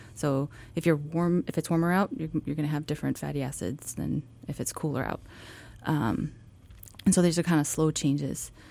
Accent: Washington, United States; moved away as an adult; also born or lived in Alabama; now in Juneau, United States; I grew up in Washington State

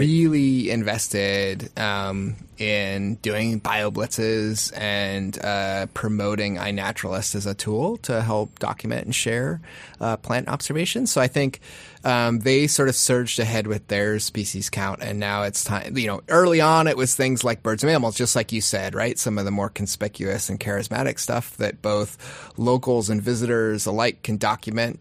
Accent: Kenai, Alaska, United States; now in Anchorage, United States; growing up in Kenai

